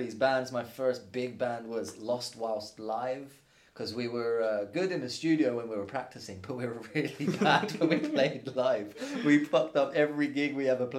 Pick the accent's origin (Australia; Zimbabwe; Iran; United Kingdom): United Kingdom; Luton, East of England; now in Prague, Czech Republic; in my hometown, Luton